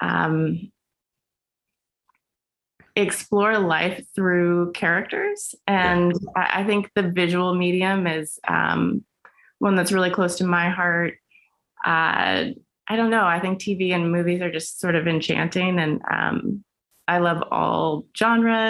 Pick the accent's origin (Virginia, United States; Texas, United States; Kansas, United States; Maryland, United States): Virginia, United States; Herndon; moved away as an adult; also born or lived in New York; now in Los Angeles, United States; I'm from Herndon, Virginia. Which is just outside of Washington, D.C.